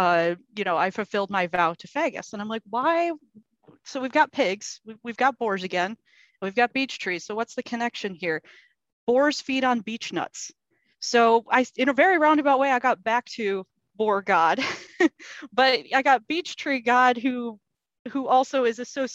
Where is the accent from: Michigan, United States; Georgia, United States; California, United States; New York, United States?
Michigan, United States; Lake; I grew up on Lake Michigan and the Grand River is right in my hometown